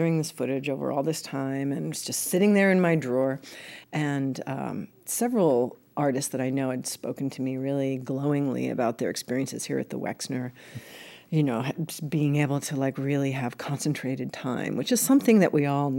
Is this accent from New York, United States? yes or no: yes; New York, United States; I'm a New Yorker and half Italian, half Irish